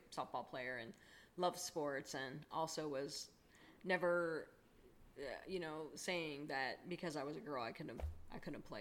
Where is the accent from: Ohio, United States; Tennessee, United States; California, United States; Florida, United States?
Ohio, United States; Columbus; growing up in Columbus, and my dad did too